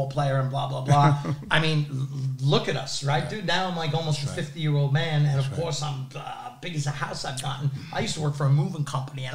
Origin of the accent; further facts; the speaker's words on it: New York, United States; I happen to also be a Staten Island boy, born and raised